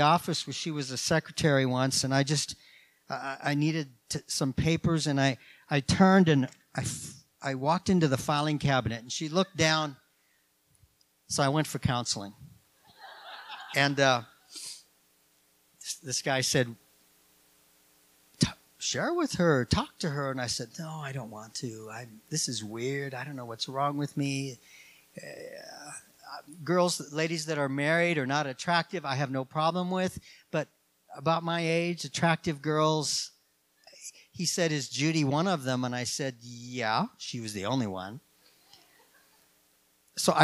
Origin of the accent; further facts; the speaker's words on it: Minnesota, United States; moved away; I grew up in Minnesota